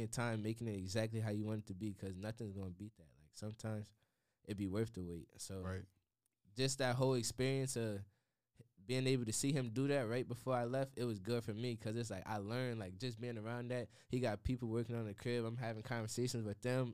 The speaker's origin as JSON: {"language": "English", "town": "Harrisburg", "region": "Pennsylvania", "country": "United States", "tie": "born or raised there", "moved": "as an adult", "lives_now": "Washington, D.C., United States", "said": "growing up in Harrisburg, it was like everybody knew my dad"}